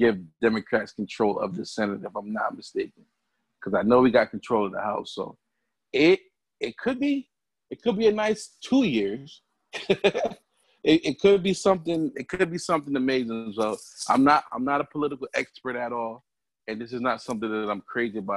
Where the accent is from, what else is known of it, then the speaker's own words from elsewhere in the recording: Connecticut, United States; I'm from Connecticut though, so, and I live in the, burbs